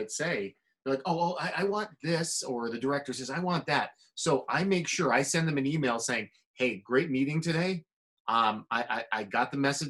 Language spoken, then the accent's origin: English; New Hampshire, United States; now in Santa Clarita, United States; I'm from New Hampshire.